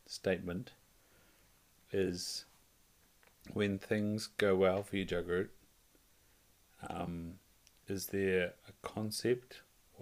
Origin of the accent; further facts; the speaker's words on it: Invercargill, Southland, New Zealand; accent: rolled R's; I'm from Invercargill. I roll my R's.